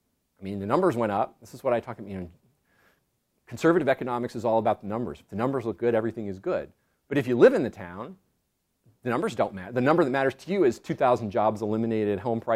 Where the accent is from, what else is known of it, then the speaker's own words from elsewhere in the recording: Pacific coast, United States; I used to fish just because I grew up on the Pacific coast